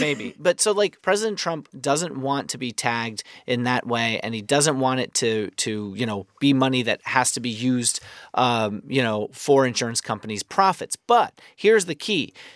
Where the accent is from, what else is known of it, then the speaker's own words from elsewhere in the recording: New York, United States; as a New Yorker